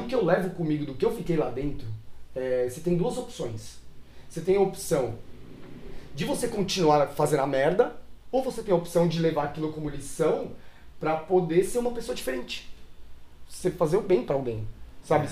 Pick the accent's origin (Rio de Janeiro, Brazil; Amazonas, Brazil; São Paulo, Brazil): São Paulo, Brazil; eu nasci em São Paulo, sou local de São Paulo, nasci na Vila Prudente, uhum. morei na Zona Leste